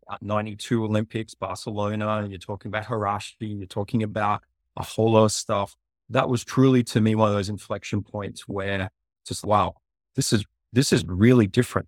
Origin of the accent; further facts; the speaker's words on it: Australia; moved away as an adult; also born or lived in Africa / Asia; now in United States; I'm from a town of fifty people in Australia